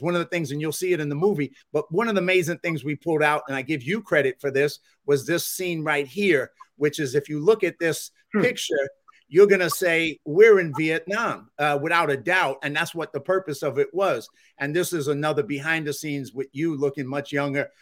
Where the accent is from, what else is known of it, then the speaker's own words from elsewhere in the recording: New York City, New York, United States; I'm from the Bronx